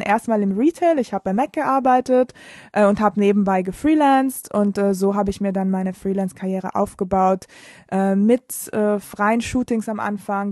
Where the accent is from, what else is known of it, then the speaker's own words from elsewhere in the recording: Bolzano, Trentino-Alto Adige, Italy; first language German and Italian; moved away as an adult; now in Berlin, Germany; ich komme aus Bozen, das ist eine ziemlich kleine Stadt im Norden von Italien, in Südtirol. Und äh, deshalb kann ich auch Deutsch, weil das ist sehr nah an der österreichischen Grenze. Deshalb bin ich da mit Deutsch und Italienisch aufgewachsen.